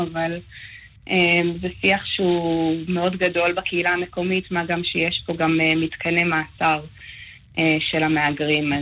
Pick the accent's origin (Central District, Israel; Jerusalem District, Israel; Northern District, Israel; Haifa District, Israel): Northern District, Israel; Nahariya; moved away as an adult; also born or lived in Los Angeles; now in El Paso, United States; אני גדלתי בארץ, אבל תמיד כש... אני גם מהצפון במקור, אז uh, מנהריה